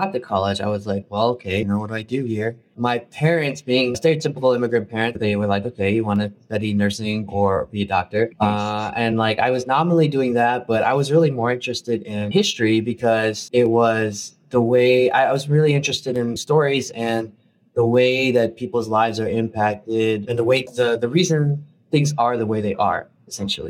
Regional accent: Chicago, Illinois, United States; I grew up in a undocumented immigrant Filipino family in Chicago

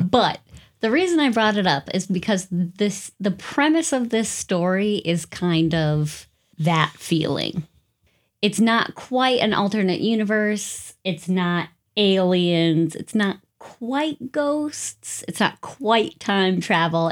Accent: United States; I'm too American. There's not many castles around these parts

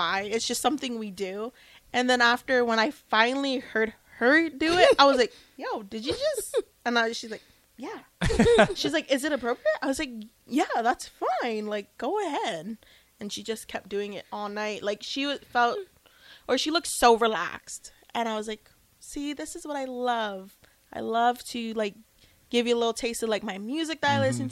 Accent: Hawaii, United States; moved away; I see all the islands start popping up, I'm like, oh, my God, I'm almost home.

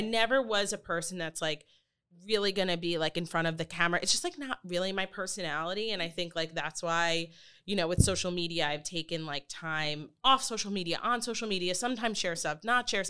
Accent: Long Island, New York, United States; moved away as an adult; now in Florida, United States; I grew up on Long Island, um, moved to the city for high school

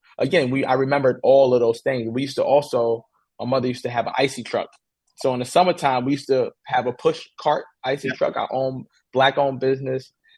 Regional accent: New York City, New York, United States; moved away as an adult; now in New Jersey, United States; Growing up in Queens, we grew up in houses. So, just recently until I moved into out to Jersey

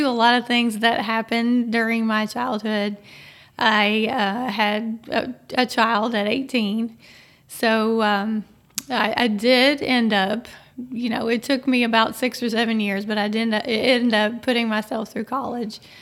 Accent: Frankfort, Kentucky, United States; I grew up here

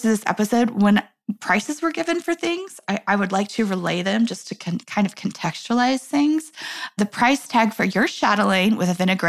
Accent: New York, United States; I'm a New Yorker.

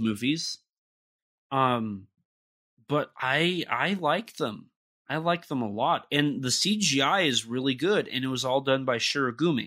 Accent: United States; I'm the American

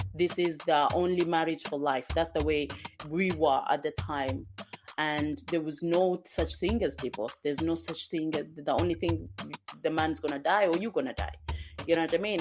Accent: Kenya; also born or lived in Zanzibar, Tanzania; now in United Kingdom; I come from, I was born in Kenya and, um, I also lived in Tanzania, Zanzibar

